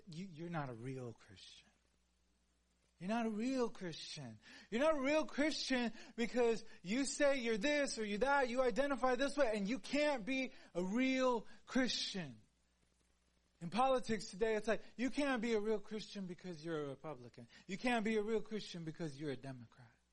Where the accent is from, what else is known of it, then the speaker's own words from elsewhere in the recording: Houston, Texas, United States; I am like from Houston.